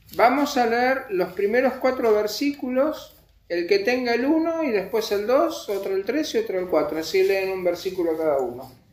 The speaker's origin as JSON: {"language": "Spanish", "region": "Buenos Aires", "country": "Argentina", "said": "nosotros somos amargados los porteños"}